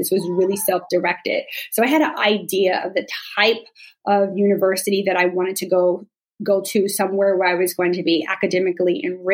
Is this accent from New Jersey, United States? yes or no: yes; Glen Ridge, New Jersey, United States; I was born in Glen Ridge, which was not a diverse environment.